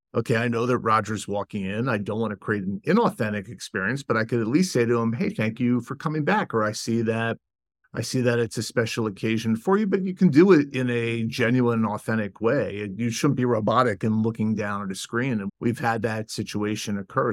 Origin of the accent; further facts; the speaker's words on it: Washington, District of Columbia, United States; moved away as an adult; also born or lived in Ann Arbor, Michigan; my hometown of Washington, D C